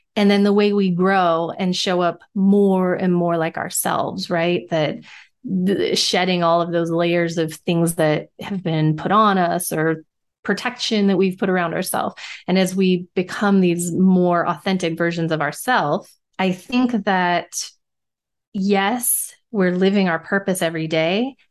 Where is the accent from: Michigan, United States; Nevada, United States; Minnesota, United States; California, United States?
Nevada, United States; growing up in Nevada, we always had the casinos